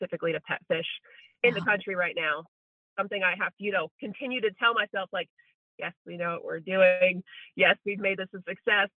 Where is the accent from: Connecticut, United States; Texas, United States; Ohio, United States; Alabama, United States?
Connecticut, United States; moved away as an adult; also born or lived in Rhode Island / Massachusetts; now in Santa Cruz, United States; I was born in Connecticut, went to my undergraduate in Rhode Island, and then vet school in Massachusetts